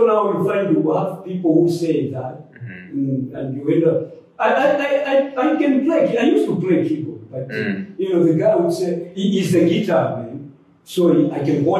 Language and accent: English; Zambia; also born or lived in Botswana; now in South Africa; I grew up with in Zambia those days